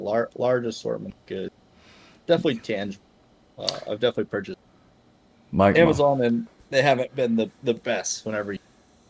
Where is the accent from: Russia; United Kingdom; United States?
United States; Texas; growing up being a Texan.